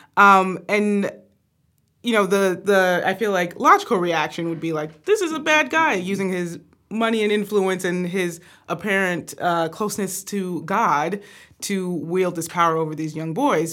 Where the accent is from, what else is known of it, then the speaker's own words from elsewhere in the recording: Atlanta, Georgia, United States; we're originally from Atlanta, Georgia